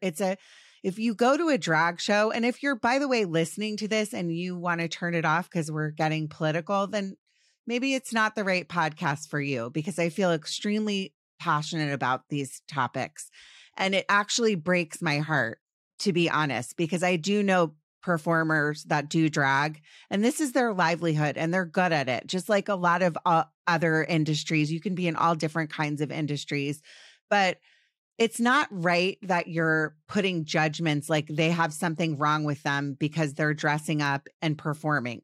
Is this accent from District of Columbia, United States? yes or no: yes; Washington, District of Columbia, United States; I grew up in Washington, D C.